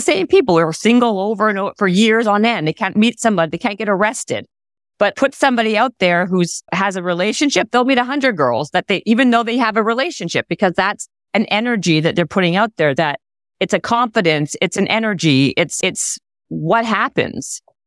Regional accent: Canada; we're Canadian

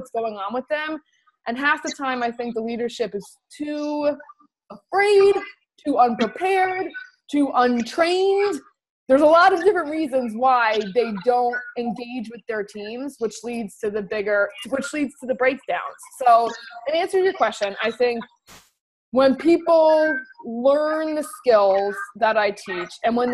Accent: New Jersey, United States; I grew up in New Jersey, and I'm a Jersey girl.

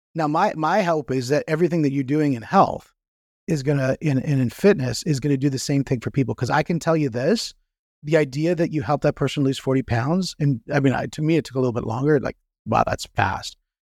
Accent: Canada; I'm from Canada

